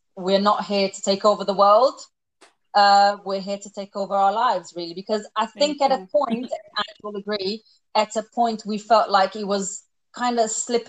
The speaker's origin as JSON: {"language": "English", "country": "Portugal", "moved": "as an adult", "lives_now": "United Kingdom", "said": "I am originally from Portugal. I came to the UK in 2009"}